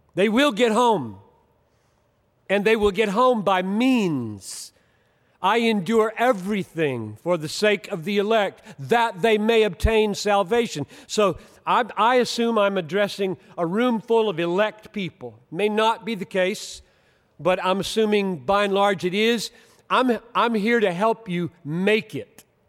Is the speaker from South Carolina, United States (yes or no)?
yes; Greenville, South Carolina, United States; now in Minneapolis, United States; growing up in Greenville, South Carolina